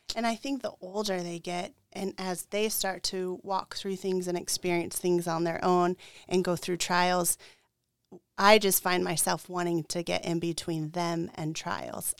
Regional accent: Tucson, Arizona, United States; moved away; I grew up in Tucson, Arizona

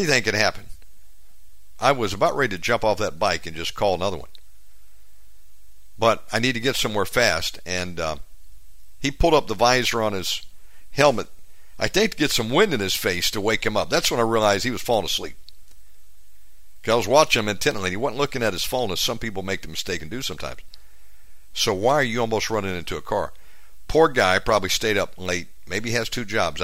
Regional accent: United States; moved away as an adult; now in Bali, Indonesia; I tell them America

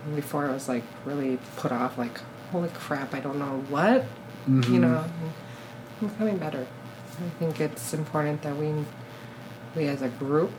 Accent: South Korea; And I am from Korea

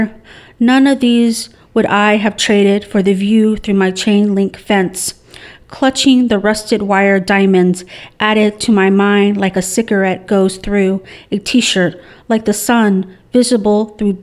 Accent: Southern California, United States; I'm from Southern California

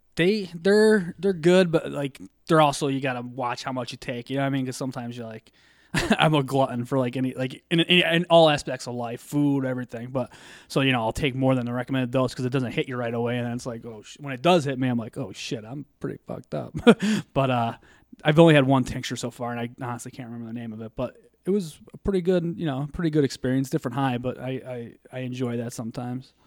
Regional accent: Scranton, Pennsylvania, United States; I grew up in Scranton

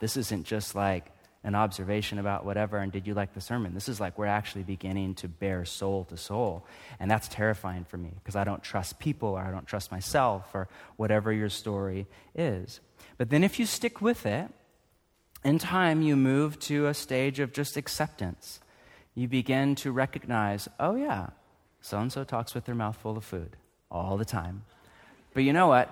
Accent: United States; I'm too American

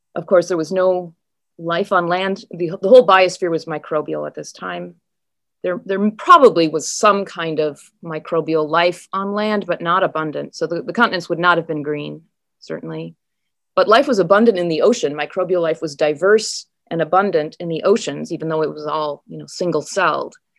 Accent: Wisconsin, United States; moved away as an adult; also born or lived in Minnesota / Norway / United Kingdom / Appleton, Wisconsin; I, I grew up in Wisconsin and Minnesota, but then, um, lived elsewhere in the world, including Norway and the U K, but came back

